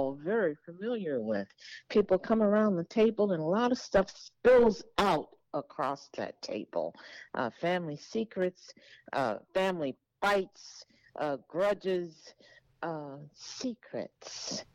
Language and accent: English; Dallas, Texas, United States; also born or lived in Oklahoma; I lived in Oklahoma as a child for a bit, but I was born, mainly raised in Dallas